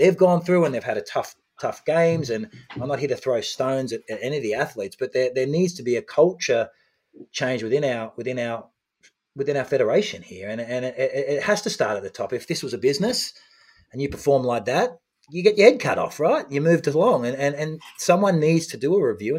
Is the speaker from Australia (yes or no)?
yes; Australia; as an Australian, as a proud triathlete from Australia